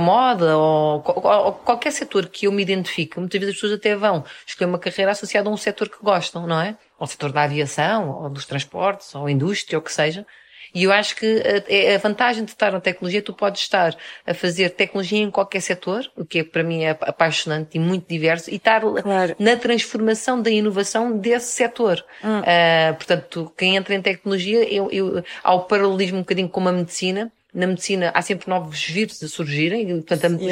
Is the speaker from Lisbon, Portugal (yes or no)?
yes; Almada, Lisbon, Portugal; also born or lived in Minho; now in Lisbon, Portugal; Eu nasci em Almada sou de, e atualmente moro em Lisboa.